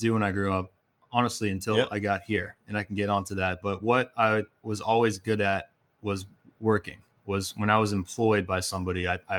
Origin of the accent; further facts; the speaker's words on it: Herndon, Virginia, United States; So I am from Northern Virginia. I went to Herndon High School, born and raised out there.